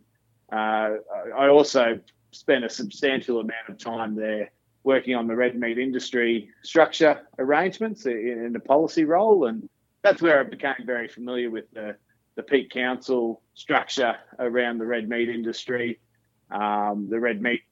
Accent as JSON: {"language": "English", "town": "Charters Towers", "region": "Queensland", "country": "Australia", "tie": "born or raised there", "said": "I grew up in Charters Towns"}